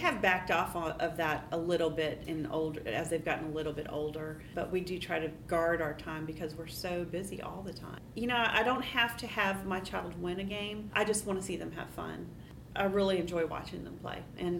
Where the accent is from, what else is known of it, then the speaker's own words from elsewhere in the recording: Colombia; moved away as an adult; also born or lived in Indonesia; now in United States; I guess I've been here at Dawson for about, almost 20 years now. I grew up overseas in Colombia and Indonesia, and I came to the States to go to university.